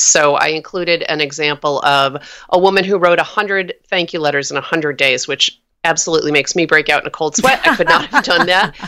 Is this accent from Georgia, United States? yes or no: no; New York, United States; now in Oakland, United States; I'm from New York. My whole family's uh, back on the East Coast